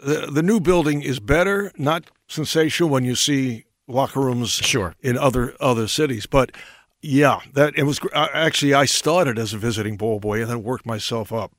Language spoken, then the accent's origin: English; New York City, New York, United States; where I grew up in Brooklyn.